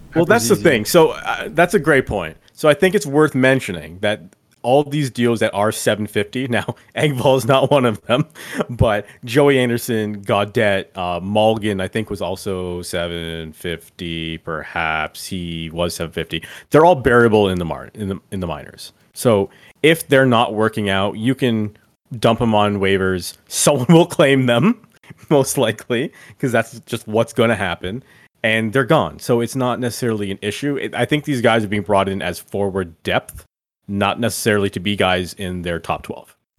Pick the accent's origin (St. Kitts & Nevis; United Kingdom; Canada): Canada; I'm Canadian.